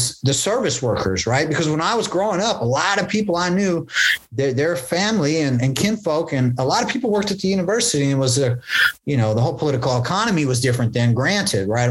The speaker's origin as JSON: {"language": "English", "town": "Berkeley", "region": "California", "country": "United States", "tie": "born or raised there", "said": "growing up in West Berkeley, like there used to be actual hippies here"}